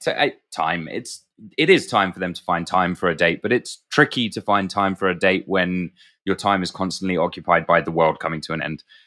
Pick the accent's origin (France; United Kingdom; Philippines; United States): United Kingdom; being British